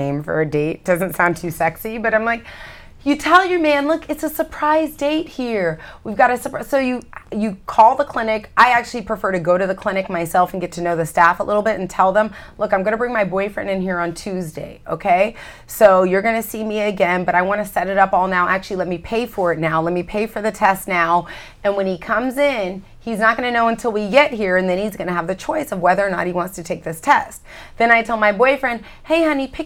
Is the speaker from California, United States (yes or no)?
yes; California, United States; I'm a girl from California